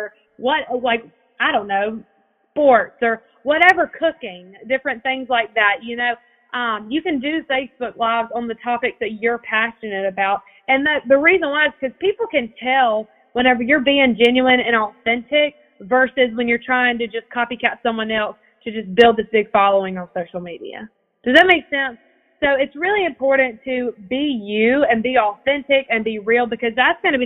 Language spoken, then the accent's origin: English; Evans, Georgia, United States; I'm from Evans, Georgia